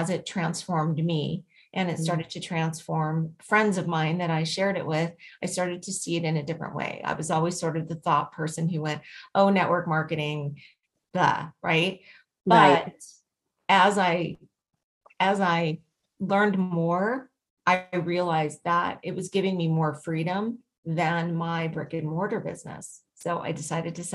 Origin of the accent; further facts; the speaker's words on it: Las Vegas, Nevada, United States; I was born and raised in Las Vegas